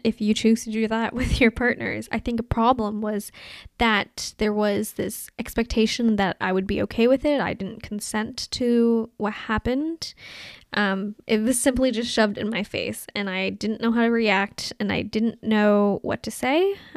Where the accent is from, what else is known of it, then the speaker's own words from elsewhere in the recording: Toronto, Ontario, Canada; also born or lived in Anhui, China; I was brought to Canada in nineteen ninety-seven, and I grew up in North York